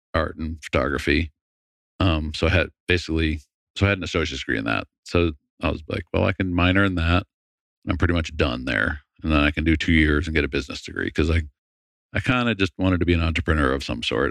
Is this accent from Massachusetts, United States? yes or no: yes; Massachusetts, United States; moved away as an adult; I grew up in Massachusetts